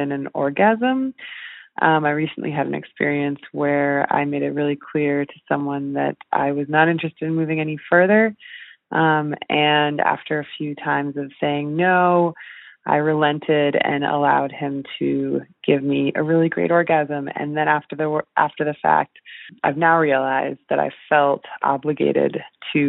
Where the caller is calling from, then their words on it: Australia; calling from Australia